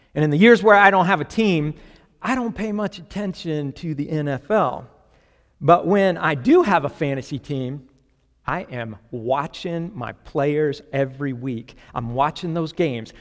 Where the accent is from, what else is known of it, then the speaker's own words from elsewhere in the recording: Florida, United States; I grew up mostly in Florida